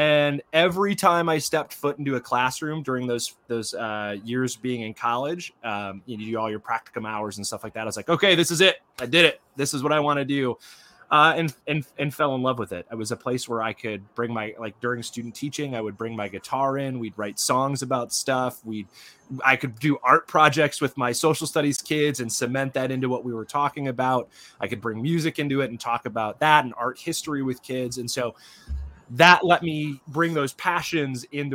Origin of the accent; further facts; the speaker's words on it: Michigan, United States; I grew up in Michigan